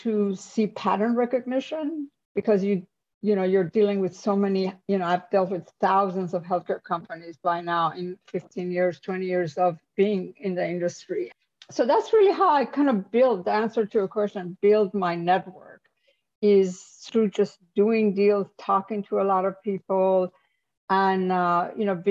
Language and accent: English; Iran; moved away as an adult; also born or lived in New York / Silicon Valley; now in United States; I'm an immigrant. I'm from Iran.